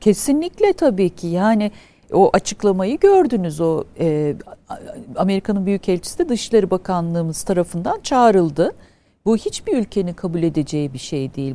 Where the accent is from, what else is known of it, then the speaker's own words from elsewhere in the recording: Afyonkarahisar, Turkey; Biz Afyonluyuz